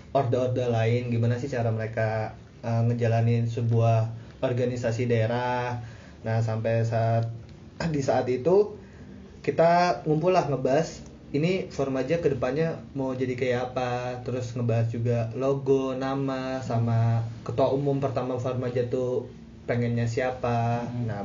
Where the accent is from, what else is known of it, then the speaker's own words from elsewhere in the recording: Jabodetabek, Indonesia; soalnya kan ya kita kita dari Jabodetabek kan udah biasa lah ngomong lo gue gitu